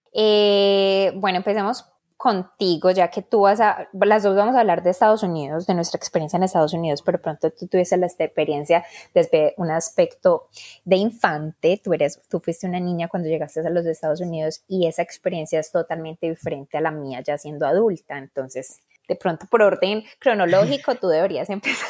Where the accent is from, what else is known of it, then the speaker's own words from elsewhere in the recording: Colombia; moved away as an adult; now in United States; soy colombiana